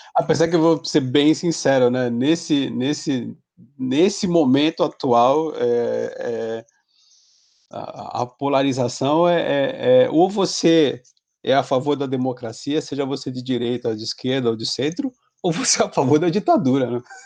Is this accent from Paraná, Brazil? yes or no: no; Santos, São Paulo, Brazil; eu sou de Santos